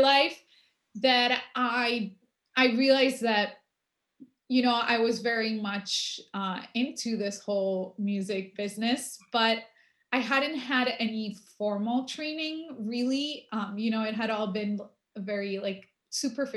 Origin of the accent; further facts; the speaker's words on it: Buenos Aires, Argentina; also born or lived in Paris, France; So I grew up mostly in Argentina, though we went back and forth a lot during the summer vacations. And I attended the French Lycée in Buenos Aires.